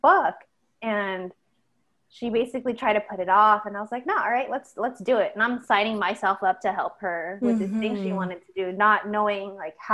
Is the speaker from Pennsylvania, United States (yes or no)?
no; California, United States; because we grew up in California, we have a very diverse set of friends